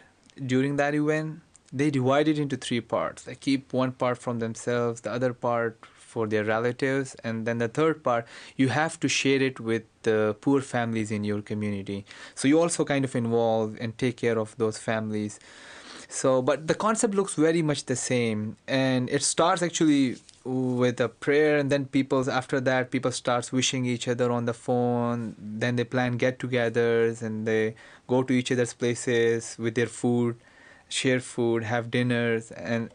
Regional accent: Pakistan; now in United States; I'm from Pakistan.

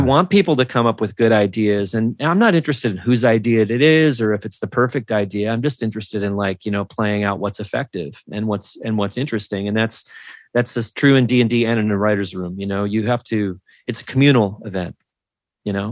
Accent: Minnesota, United States; I'm from Minnesota

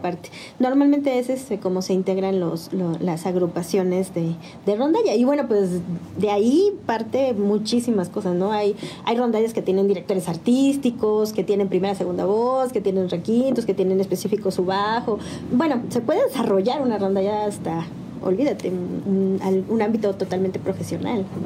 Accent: San Juan del Río, Querétaro, Mexico; also born or lived in Cuernavaca, Morelos / Aculco, State of Mexico; en ese año de segundo de primaria me trajeron para acá, para San Juan del Río

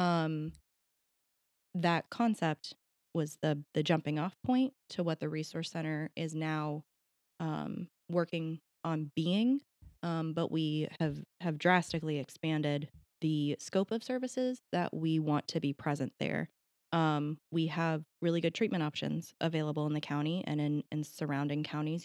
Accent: Marietta, Ohio, United States; I was born in Marietta, raised in Marietta, I'll probably die in Marietta

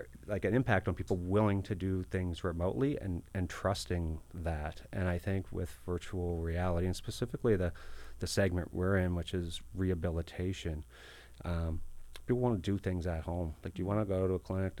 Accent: Halifax, Nova Scotia, Canada; I was born in Halifax

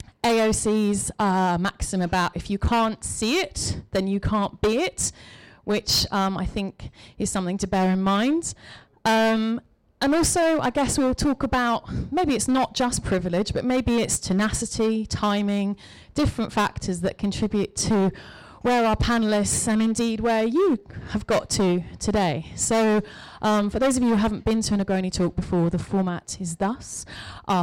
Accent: Cheshire, North West England, United Kingdom; moved away as an adult; now in London, United Kingdom; You can tell by my accent that perhaps I didn't grow up on completely the wrong side of the tracks in Cheshire. But I came to London 20 years ago

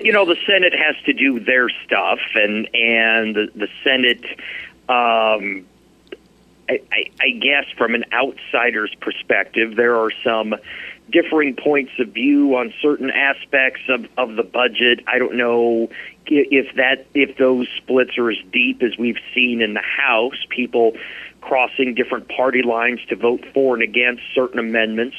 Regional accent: Nebraska, United States; now in Alaska, United States; I grew up in Nebraska

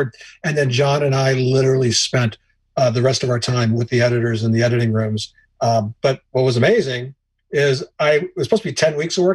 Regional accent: New York, United States; I was born in New York in the mid 50s. And when we were living there

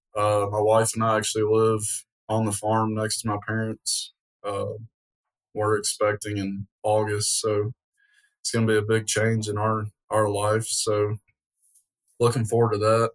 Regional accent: Portland, Tennessee, United States; am born and raised in Portland

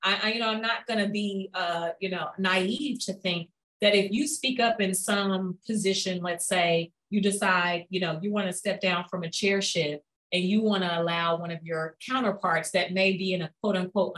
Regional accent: United States; oh, me being an American, Americans don't get mad at me

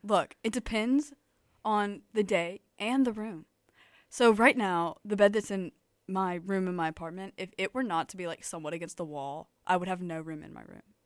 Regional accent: Tuscaloosa, Alabama, United States; I am from Tuscaloosa, Alabama

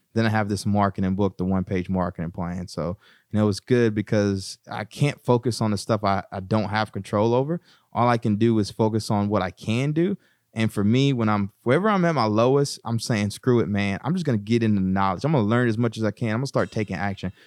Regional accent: East Texas, United States; moved away as an adult; also born or lived in Bryan, Texas; now in Newark, United States; growing up in East Texas

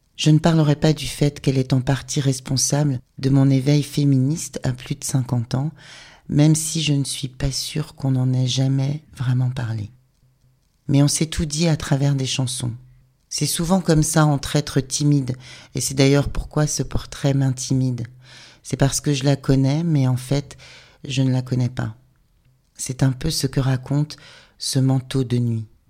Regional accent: Rennes, Brittany, France; on est de Rennes

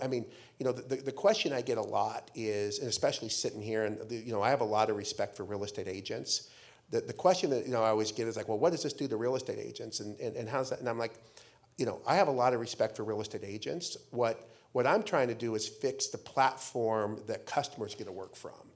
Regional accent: Idaho, United States; moved away as an adult; now in Arizona, United States; I grew up in Idaho

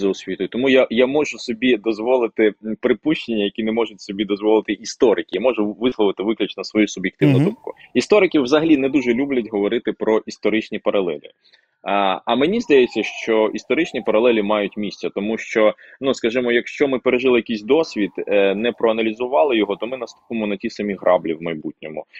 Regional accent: Crimean Tatar, Ukraine; first language Russian; Ukrainian is a second language; я кримський татарин, але ріс в російськомовній родині

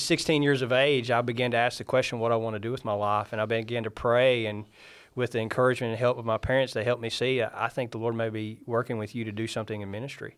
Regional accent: Iuka, Mississippi, United States; moved away as an adult; also born or lived in Muscle Shoals, Alabama; now in Canada; I grew up in Iuka, Mississippi under, um, uh, some devout Christians

